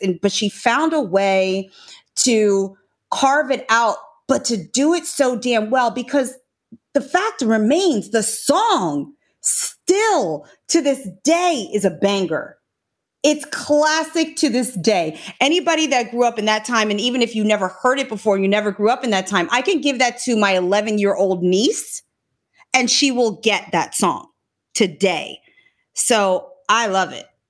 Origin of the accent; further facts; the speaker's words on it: Norristown, Pennsylvania, United States; I grew up in Pennsylvania, in Norristown, Pennsylvania